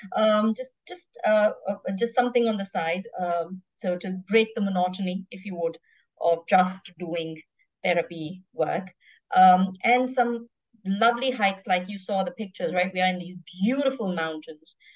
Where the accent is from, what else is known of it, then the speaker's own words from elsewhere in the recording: South India, India; now in Singapore; I'm Indian, so I can help with a little bit of that, a South Indian